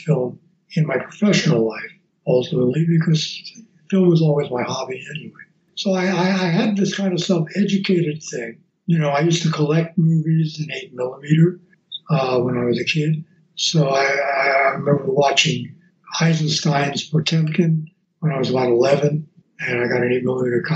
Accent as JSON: {"language": "English", "region": "New York", "country": "United States", "tie": "born or raised there", "said": "As a kid, I grew up in New York."}